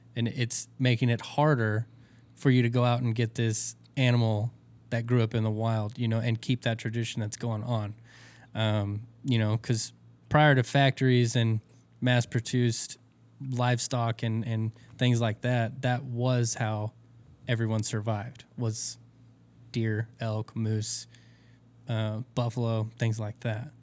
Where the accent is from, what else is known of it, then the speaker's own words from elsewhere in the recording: Texas, United States; I'm from Texas